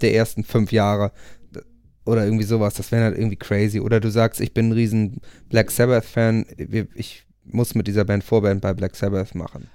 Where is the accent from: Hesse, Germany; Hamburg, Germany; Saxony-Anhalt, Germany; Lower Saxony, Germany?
Lower Saxony, Germany; Buchholz in der Nordheide; wir haben eine Punkband gegründet in der Kleinstadt Buchholz, wo ich herkomme